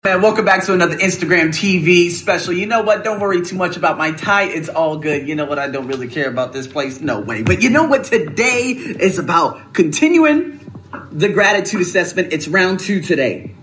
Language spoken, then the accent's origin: English; United States; I'm American